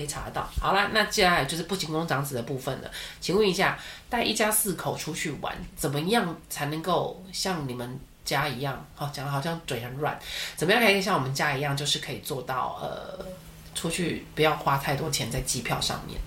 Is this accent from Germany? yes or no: no; Taiwan; 我们身为台湾人